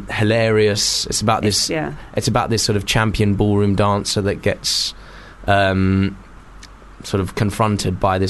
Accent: Liverpool, North West England, United Kingdom; I'm a Scouser.

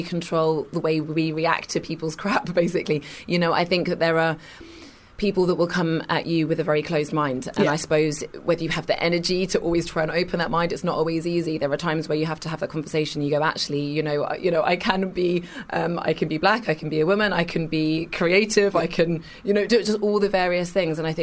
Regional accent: Kingston upon Thames, London, United Kingdom; I was born in Kingston in Surrey, went to uni

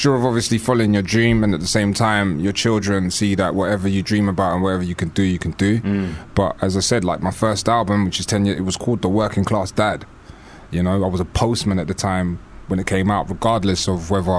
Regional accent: London, United Kingdom; I grew up in Kilburn, northwest London.

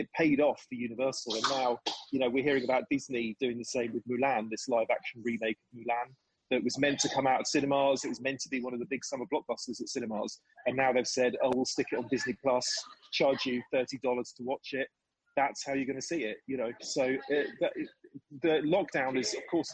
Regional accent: Suffolk, East of England, United Kingdom; I grew up in Suffolk

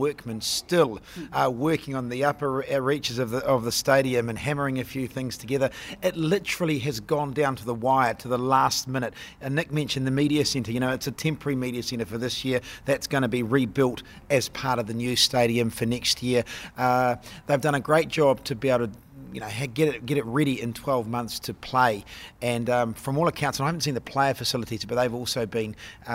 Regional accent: Auckland, New Zealand; Auckland, my hometown

